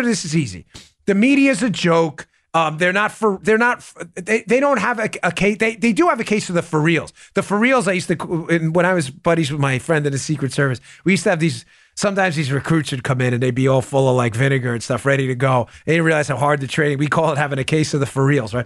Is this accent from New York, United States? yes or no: yes; New York, United States; I grew up in New York.